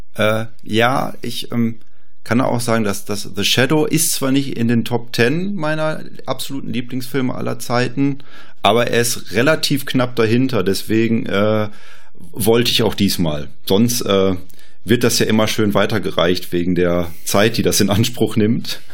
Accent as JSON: {"language": "German", "country": "Germany"}